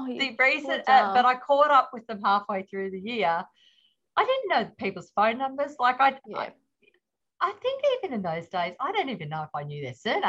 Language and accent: English; Wallangi, Victoria, Australia; also born or lived in Melbourne / Seaspray; I was born in Melbourne at Cabrini, but my parents were on a farm in the Valley, in a little place called Wallangi. So it's just outside Woomalang. So Woomalang was my first primary school.